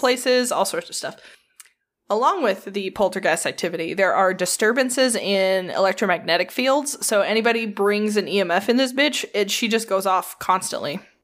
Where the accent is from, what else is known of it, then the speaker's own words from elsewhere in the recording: United States; I'm American and not German